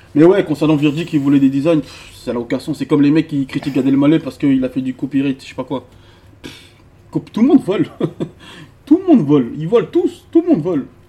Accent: the South, southern France, France; moved away as an adult; now in Paris, France; je viens du Sud

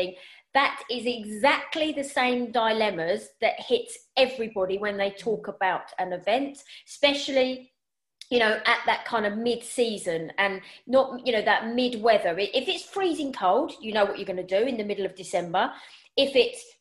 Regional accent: United Kingdom; as British people, we

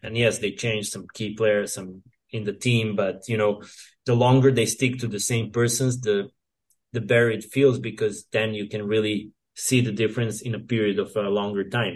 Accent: Serbia; I grew up here in Serbia where we had mostly clay court tennis

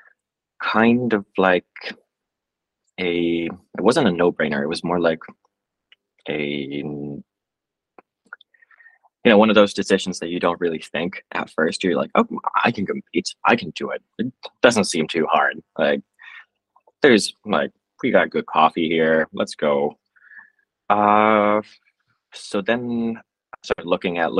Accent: Finland

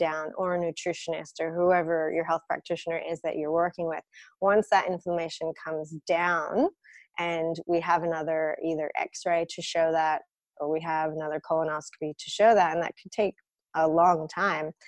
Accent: United States; now in Sydney, Australia; I come from an Eastern European background. I grew up in the States, but we're Russian

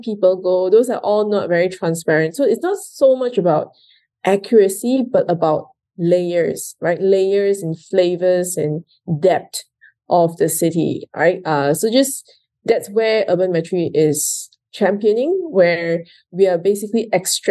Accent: Kuala Lumpur, Malaysia; moved away as an adult; also born or lived in India; I was actually born and raised in Malaysia, in Kuala Lumpur

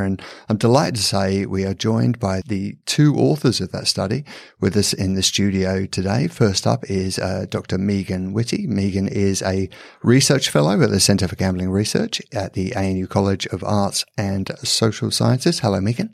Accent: England, United Kingdom; I'm from England.

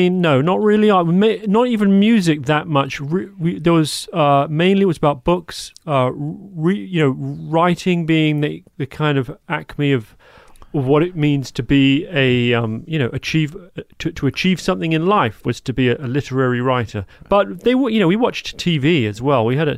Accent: London, United Kingdom; also born or lived in Cape Cod, United States; London, England.

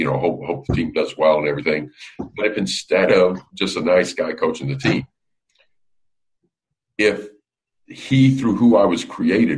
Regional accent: Alabama, United States; now in Gettysburg, United States; when you and I were growing up in Alabama

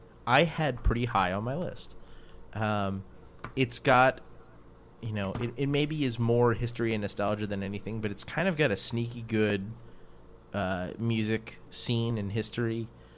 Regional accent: Louisiana, United States; I'm from Louisiana.

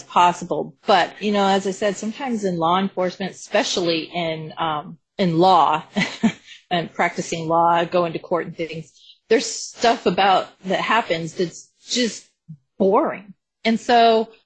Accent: Colorado, United States; I'm from Colorado

